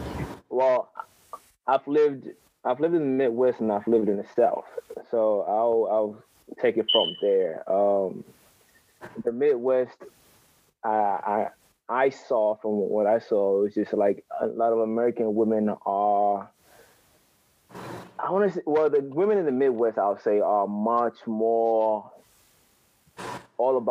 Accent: Ghana; also born or lived in United States; now in Japan; born and raised in Ghana, but I'm out in Japan right now.

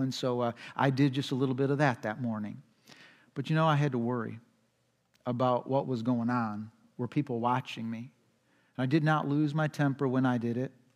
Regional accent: United States; We as American culture. We're just frantic

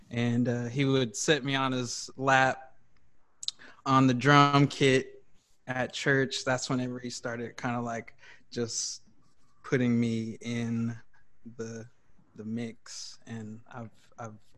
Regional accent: Greencastle, Indiana, United States; also born or lived in Chicago / St. Louis / Dallas / Tulsa; so I'm originally from Greencastle, Indiana. I was born in Green, a uh, little town called Greencastle, Indiana

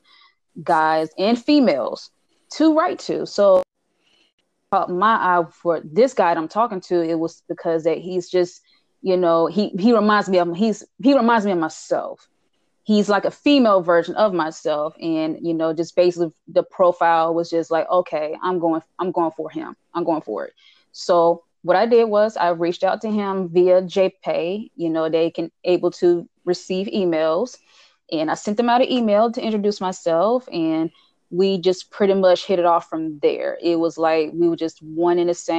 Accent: Charlotte, North Carolina, United States; I'm from Charlotte, North Carolina, and I am 31 years old

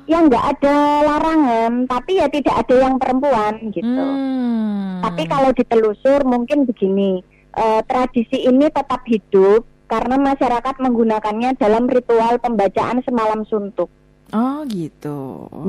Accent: East Java, Indonesia; Iya, jadi memang saya orang Osing

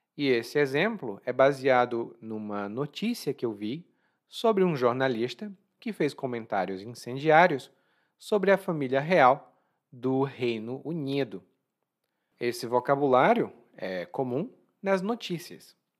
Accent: Brazil; Eu sou brasileiro

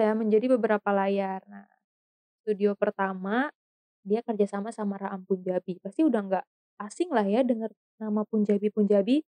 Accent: Bogor, West Java, Indonesia; kota saya sendiri, di kota Bogor

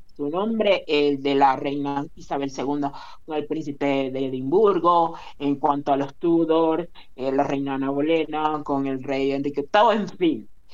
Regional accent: Maracaibo, Zulia, Venezuela; el país en el que del que yo me origino, es decir, Venezuela, no o en la ciudad de donde soy yo, no que es Maracaibo

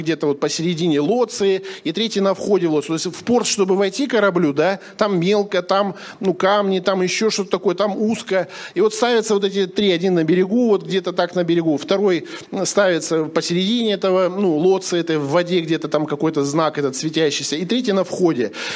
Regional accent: Sakhalin Oblast, Russia; я с Сахалина

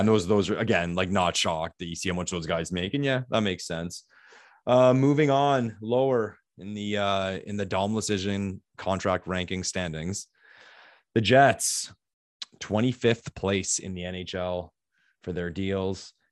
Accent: Ottawa, Ontario, Canada; my hometown, Ottawa

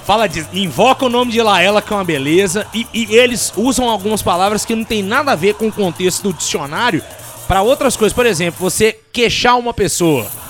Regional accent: Belo Horizonte, Minas Gerais, Brazil; moved away; also born or lived in Brasília / Salvador; eu sou um mineiro, né? Assim, nasci em Brasília, criado em Minas Gerais, fui para Salvador

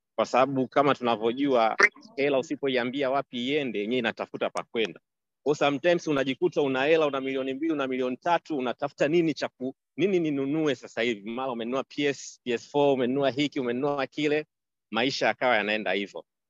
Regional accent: Tanzania; nilikuwa na naishi kama mtanzania mwingine

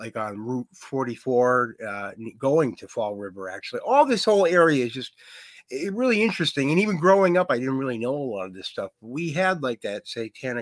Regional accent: Wrentham, Massachusetts, United States; King Philip was the name of my high school growing up in Wrentham, Massachusetts

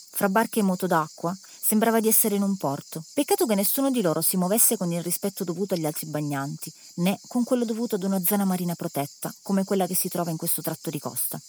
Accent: Calabria, Italy; Siamo calabresi

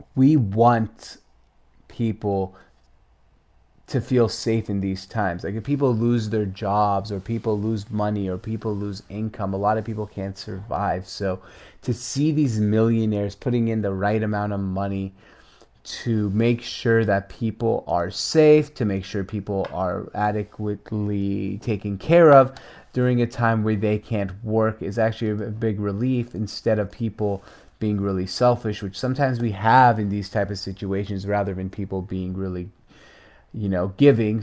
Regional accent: Seattle, Washington, United States; also born or lived in Syria; as a young kid, a six-year-old immigrant here in the United States, Seattle, Washington, I moved here with my parents from Syria

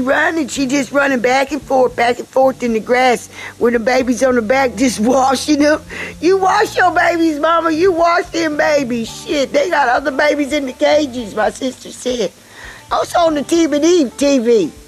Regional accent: South Carolina, United States; I'm from South Carolina.

